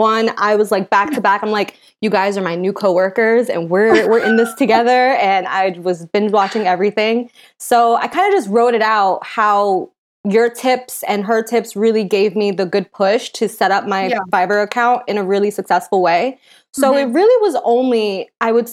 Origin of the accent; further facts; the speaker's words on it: upstate New York, United States; I'm originally from New York. I was from upstate New York. And then I moved into the city